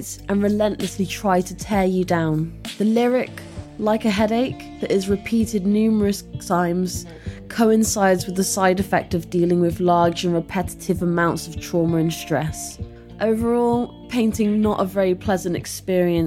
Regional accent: Hereford, West Midlands, United Kingdom; now in Bristol, United Kingdom; I'm originally from Hereford

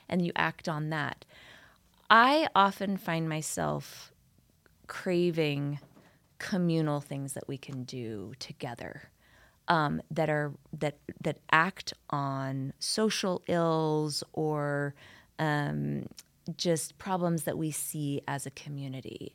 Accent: New York City, New York, United States; moved away as an adult; also born or lived in Utah; now in Salt Lake Valley, Utah, United States; growing up in New York City

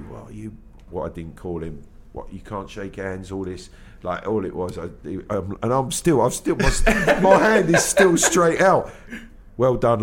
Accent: London, United Kingdom; accent: Cockney; I was born and bred in London. I'm a true Cockney.

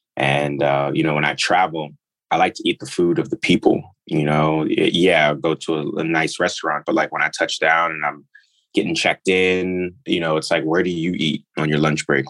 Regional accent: New York, United States; also born or lived in Nigeria; I grew up in New York

